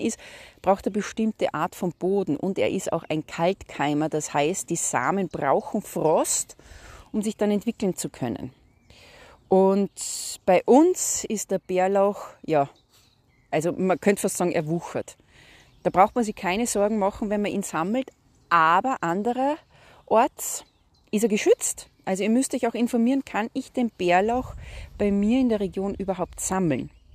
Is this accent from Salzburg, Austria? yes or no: yes; Salzburg, Austria; Ich komme ja aus Salzburg.